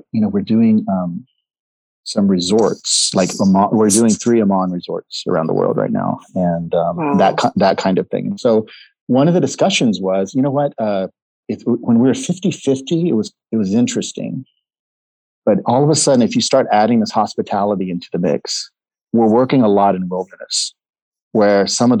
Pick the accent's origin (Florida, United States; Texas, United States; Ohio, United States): Texas, United States; McAllen; moved away as an adult; also born or lived in Seattle; I was born in McAllen, Texas. And the hospital where I was born is probably 3 miles from the Mexican border